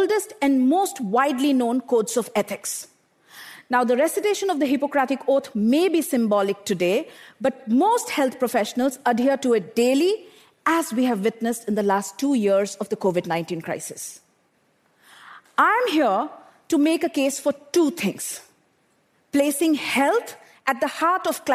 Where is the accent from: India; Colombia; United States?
India; Bokaro Steel City, Jharkhand; I grew up in Bokaro Steel City in eastern India, an industrial township surrounded by power plants